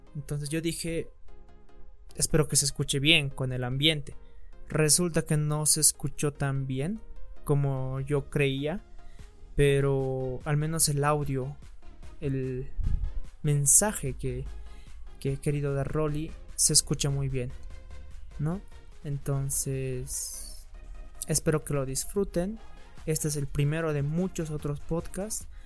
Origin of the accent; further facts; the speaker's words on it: Bolivia; nosotros como bolivianos